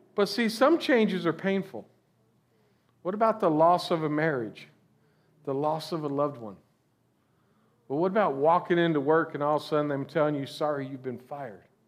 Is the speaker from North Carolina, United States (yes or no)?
no; Florida, United States; I'm originally from Florida, born and raised down here